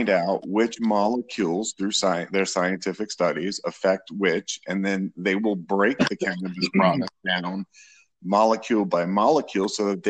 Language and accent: English; New York, United States; now in Florida, United States; I originally was born and raised in New York and moved to Florida